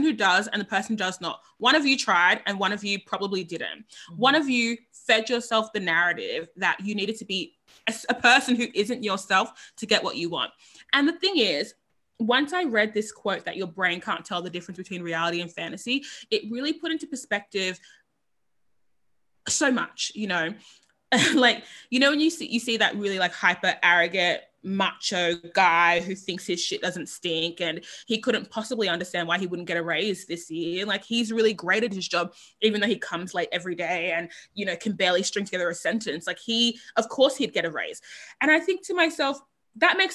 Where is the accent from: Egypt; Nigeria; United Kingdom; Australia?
Australia; Sydney, New South Wales; I grew up in East Sydney. Sydney's East.